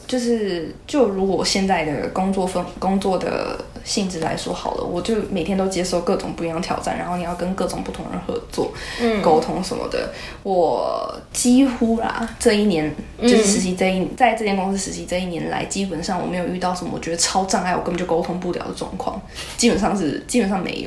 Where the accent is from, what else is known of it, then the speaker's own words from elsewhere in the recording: Taoyuan, Taiwan; 我也是桃园人呢